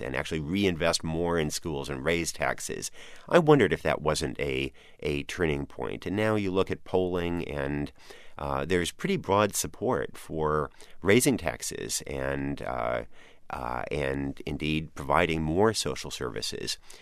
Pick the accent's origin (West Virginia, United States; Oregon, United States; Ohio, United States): Oregon, United States; moved away; I grew up in Oregon